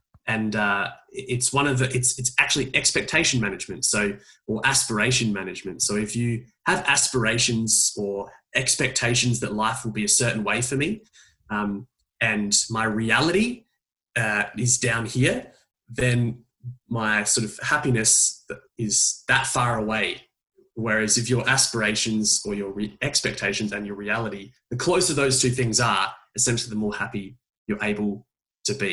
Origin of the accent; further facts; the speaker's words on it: Adelaide, South Australia, Australia; moved away; my hometown of Adelaide, where I'm actually visiting at the moment, in my parents' front room